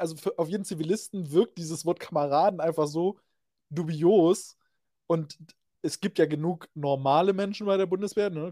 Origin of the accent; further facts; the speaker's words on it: Reichenbach, Germany; in meiner Geburtsstadt, das ist Reichenbach